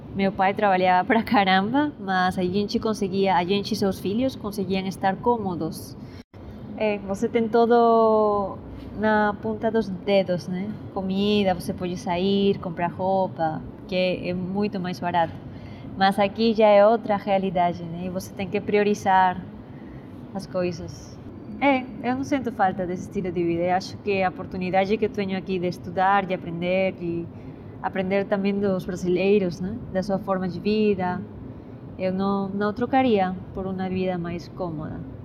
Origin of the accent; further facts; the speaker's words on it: Lima, Peru; Portuguese is a second language; moved away as an adult; now in São Paulo, Brazil; eu sou peruana, nasci em Lima, a capital de Peru, e faz cinco anos que moro e estudo em São Paulo. Em eh, Peru, eu estudei numa escola privada